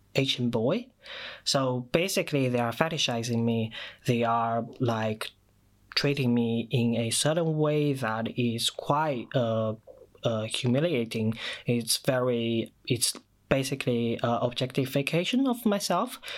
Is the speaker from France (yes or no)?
no; China; first language Mandarin Chinese; English is a second language; moved away as an adult; now in United Kingdom; I moved to the UK in 2014 from China, so my mother tongue, my first language, is Mandarin Chinese